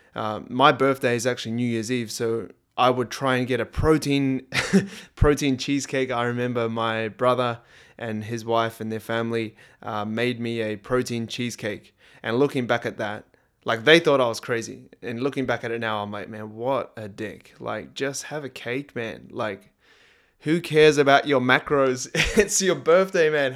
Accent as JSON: {"language": "English", "country": "New Zealand", "tie": "born or raised there", "moved": "yes", "lives_now": "Australia", "said": "over here in Australia and growing up in New Zealand, Christmas time is, like, summertime"}